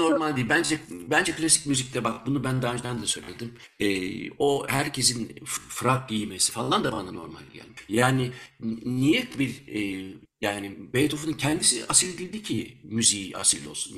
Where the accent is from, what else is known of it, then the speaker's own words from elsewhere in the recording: Germany; moved away as an adult; now in Belgium; Ben Almanya'da doğdum büyüdüm. E, 13 senedir de Belçika'da yaşıyorum.